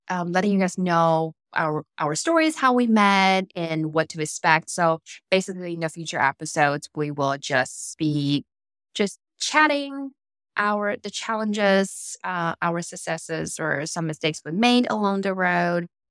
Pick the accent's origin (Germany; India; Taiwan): Taiwan; now in United States; in heart, I'm rooted I'm Taiwanese. I would never consider mm-hmm. myself as American